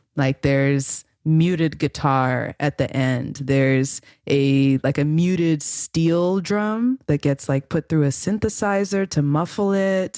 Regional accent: Los Angeles, California, United States; grew up in L A, my hometown

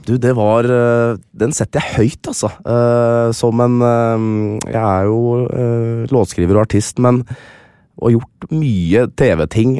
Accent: Lillestrøm, Akershus, Norway; var jeg han eneste blant 20 spillere i troppen som var født og oppvokst i Lillestrøm

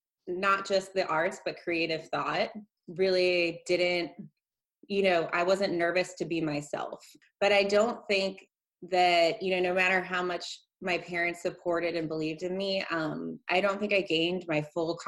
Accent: outside of Baltimore, horse country Maryland, United States; moved away as an adult; also born or lived in New Orleans; now in Houston, United States; I'm from outside of Baltimore, and I grew up kind of what I would call like horse country Maryland, and went to school in the suburbs of Baltimore

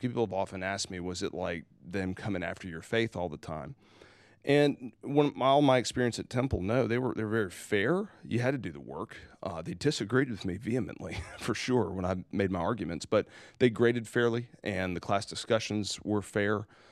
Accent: South Carolina, United States; I'm from South Carolina

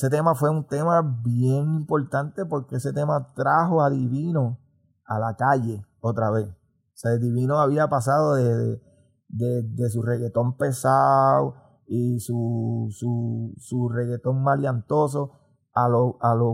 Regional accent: Morovis, Puerto Rico; born or raised there

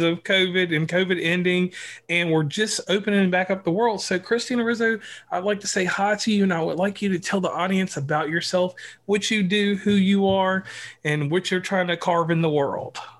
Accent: Virginia, United States; people from my home state

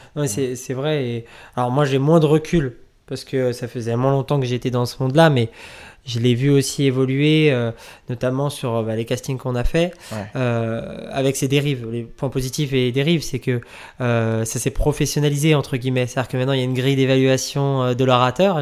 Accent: Nantes, Pays de la Loire, France; moved away as an adult; now in Paris, France; je suis de, de Nantes, de l'Ouest euh, au départ

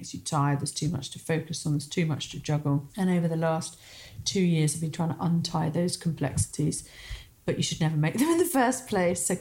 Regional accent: Somerset, South West England, United Kingdom; I grew up in deepest Somerset, overlooking the Somerset Levels on a cider farm.

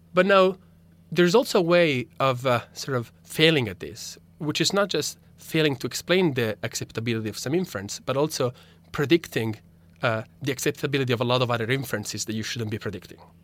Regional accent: Italy; first language Italian; English is a second language; moved away; my native language, Italian

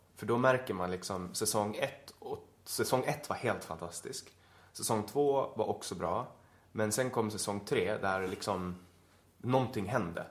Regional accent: Åland Islands; moved away as an adult; also born or lived in Stockholm; som ålänning

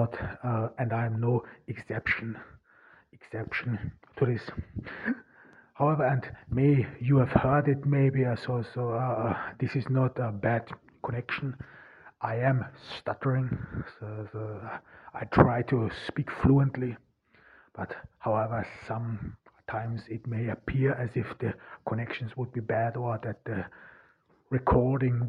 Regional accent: Zell am See, Salzburg, Austria; accent: German; first language German; English is a second language; moved away as an adult; now in Ordu, Turkey; I was born in 1988 in Austria, in rural Austria, Zell am See, and I'm of Turkish descent

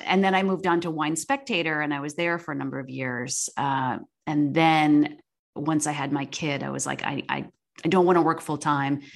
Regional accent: Chittenango, New York, United States; moved away; I grew up, um, in a small, in a village outside of Syracuse called Chittenango

